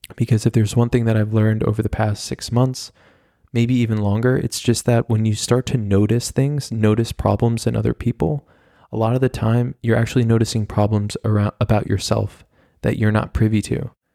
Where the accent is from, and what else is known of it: United States